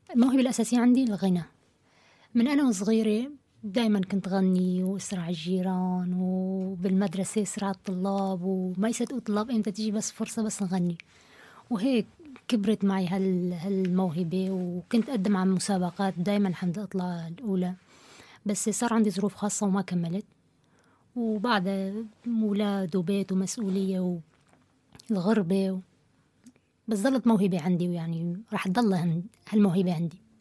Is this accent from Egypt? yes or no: no; Syria; moved away as an adult; now in Kassel, Germany; من سوريا كرديه الاصل آه، صار لي اربع سنين هون بكاسل